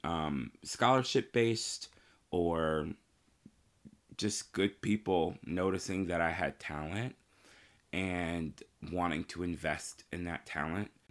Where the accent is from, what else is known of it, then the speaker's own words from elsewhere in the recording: Marion, Indiana, United States; I grew up in Marion, Indiana.